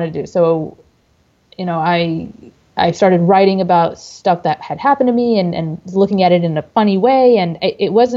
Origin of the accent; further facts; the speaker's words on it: Dearborn, Michigan, United States; moved away as an adult; now in Texas, United States; I am a native of Dearborn, Michigan. I am originally from Michigan